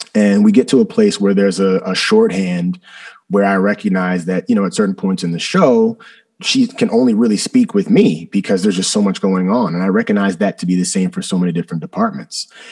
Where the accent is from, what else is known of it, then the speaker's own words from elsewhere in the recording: New Jersey, United States; also born or lived in Philadelphia; I was born right outside of Philadelphia. Uh, I was the kid in South Jersey that was eating cheesesteaks